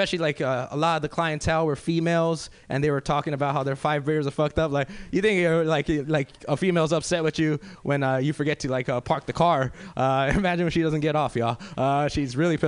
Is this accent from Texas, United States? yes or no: no; Los Angeles, California, United States; I'm originally from South Central